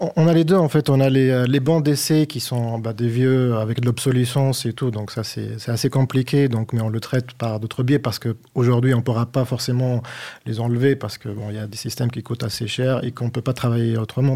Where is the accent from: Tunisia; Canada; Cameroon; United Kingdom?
Tunisia; Tunis, Tunis Governorate; moved away as an adult; also born or lived in Niort, France; now in France; je suis passé de Tunis, la capitale, à, Agnor